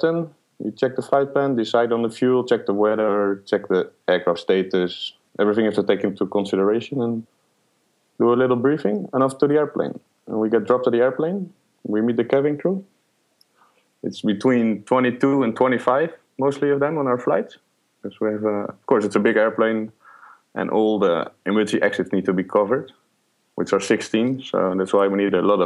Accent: Netherlands; moved away as an adult; now in Middle East; I'm born and raised in the Netherlands

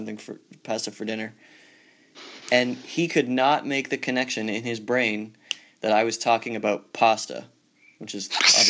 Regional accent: Canada; also born or lived in Indiana; I'm doing my best over here as the Canadian boy to try and not tag myself too much as a Canadian for you guys.

